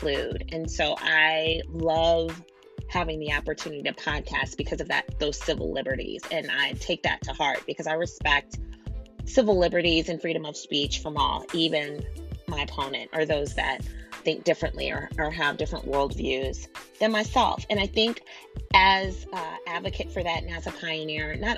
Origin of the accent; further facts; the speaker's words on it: United States; I am an American citizen. I was born here